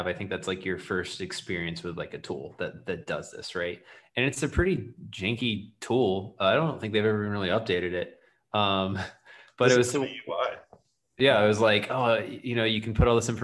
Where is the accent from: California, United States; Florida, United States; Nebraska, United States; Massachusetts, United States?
Florida, United States; being from Florida and like the South